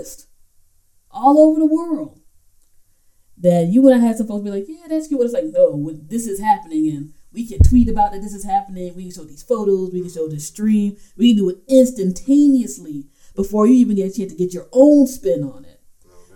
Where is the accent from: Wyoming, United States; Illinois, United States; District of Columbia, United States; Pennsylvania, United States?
District of Columbia, United States; D.C. metro area; from my hometown area, the D.C. metro area, the DMV